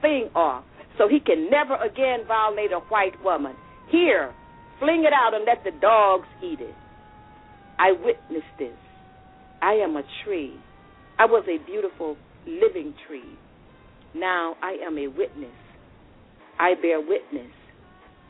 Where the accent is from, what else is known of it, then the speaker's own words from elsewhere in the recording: the South, United States; I'm a Southerner from the South myself